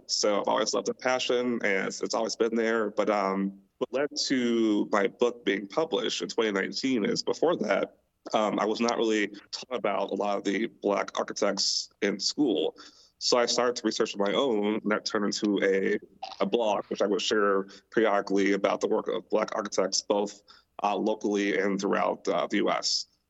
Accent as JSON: {"language": "English", "town": "Milwaukee", "region": "Wisconsin", "country": "United States", "tie": "born or raised there", "moved": "yes", "said": "I am also from Milwaukee, uh, born and raised there, lived there my entire life"}